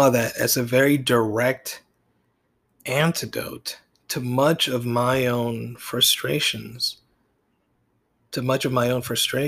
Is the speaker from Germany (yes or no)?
no; Puerto Rico; all through my life, growing up in Puerto Rico